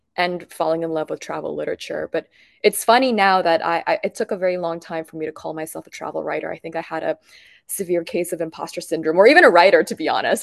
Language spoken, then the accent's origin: English; Bangkok, Thailand; growing up in Bangkok